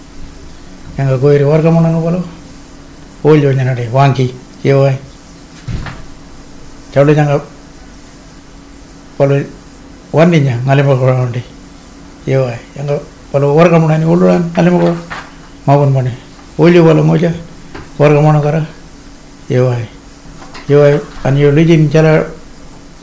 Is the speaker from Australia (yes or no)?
yes; Christmas Creek, Western Australia, Australia; first language Walmajarri; English is a second language; also born or lived in Fitzroy Crossing; I was born in Quimbis Creek in 1961. I've been going to school there as a kid